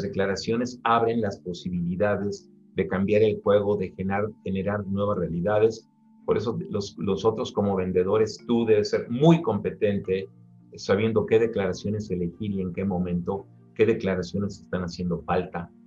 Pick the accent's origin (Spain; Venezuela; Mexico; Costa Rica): Mexico; now in Mexico City, Mexico; soy mexicano